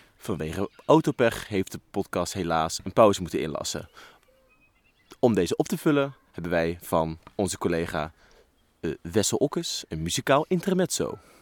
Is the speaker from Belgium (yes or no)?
no; Netherlands; als Nederlander